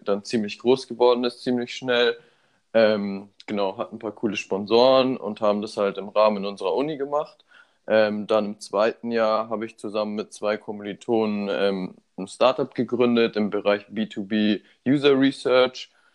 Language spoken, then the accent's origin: German; Munich, Bavaria, Germany; moved away as an adult; now in Berlin, Germany; Ich bin 24 Jahre alt, bin hier in München geboren